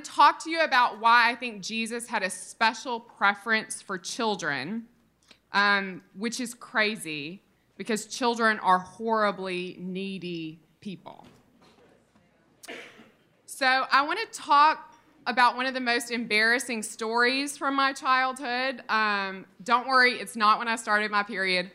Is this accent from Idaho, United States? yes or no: no; Mississippi, United States; I grew up in Mississippi in the 1990s